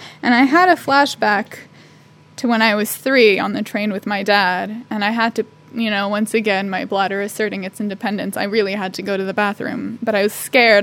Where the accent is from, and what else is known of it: United States